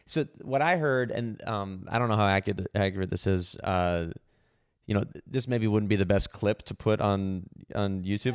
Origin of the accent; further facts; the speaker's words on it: San Francisco, California, United States; I was born in San Francisco